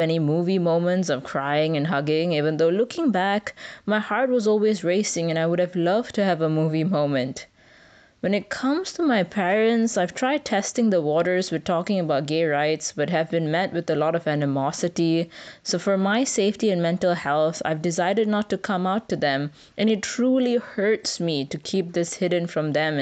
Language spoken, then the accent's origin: English; Malaysia; Growing up in Malaysia in the 2000s